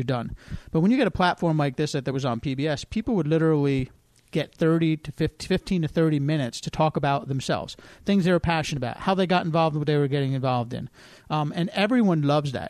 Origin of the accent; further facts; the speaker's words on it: New Jersey, United States; moved away as an adult; also born or lived in West Virginia; where I grew up in New Jersey